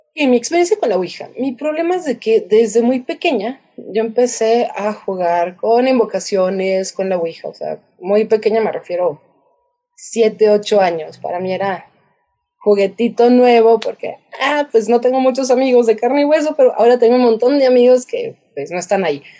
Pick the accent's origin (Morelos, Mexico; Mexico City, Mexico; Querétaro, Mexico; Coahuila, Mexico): Querétaro, Mexico; yo crecí en Querétaro